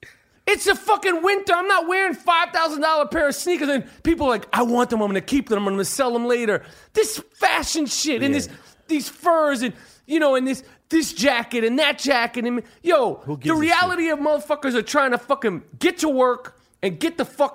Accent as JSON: {"language": "English", "town": "Chicago", "region": "Illinois", "country": "United States", "said": "I'm from Chicago."}